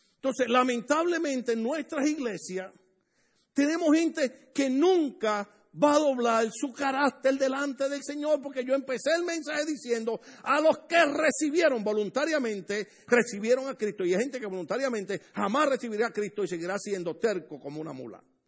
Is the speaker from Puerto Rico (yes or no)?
yes; Puerto Rico; accent: boricua; moved away as an adult; also born or lived in Bloomington, California; now in United States; En Puerto Rico usamos una expresión, los puertorriqueños hablamos bien raro